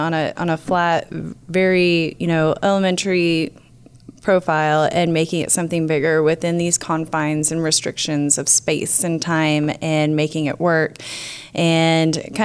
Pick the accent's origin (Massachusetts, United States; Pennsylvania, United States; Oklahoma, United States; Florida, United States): Oklahoma, United States; also born or lived in Enid, Oklahoma / California; I am from Oklahoma. I grew up in UConn. I moved to Enid. I've been in every small town possible.